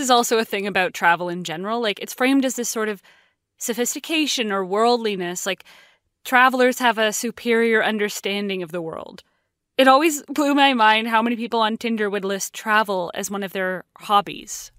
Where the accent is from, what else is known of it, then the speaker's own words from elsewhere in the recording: West Vancouver, British Columbia, Canada; I grew up in West Vancouver, which is often ranked as one of the richest cities in all of Canada